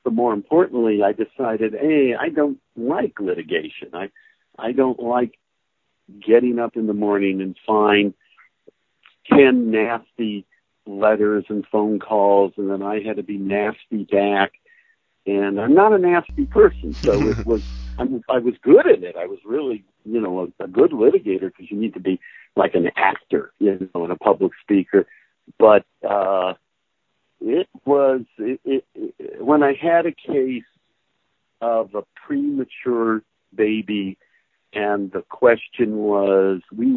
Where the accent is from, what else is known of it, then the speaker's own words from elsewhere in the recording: California, United States; moved away as an adult; also born or lived in Massachusetts / Hawaii; I was born and raised in California